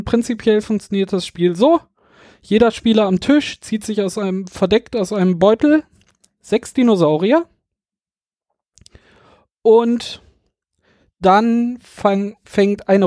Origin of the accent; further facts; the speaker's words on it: Düsseldorf, North Rhine-Westphalia, Germany; Wir kommen ja hier aus Düsseldorf, da sind wir auf jeden Fall